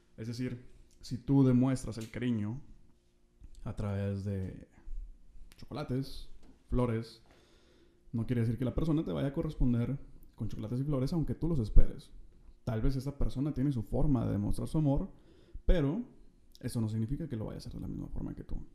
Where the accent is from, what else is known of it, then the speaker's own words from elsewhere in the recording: Monterrey, Nuevo León, Mexico; soy de Monterrey